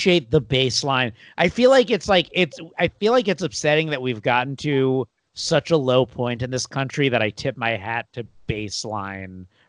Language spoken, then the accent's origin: English; United States; also born or lived in California; being an American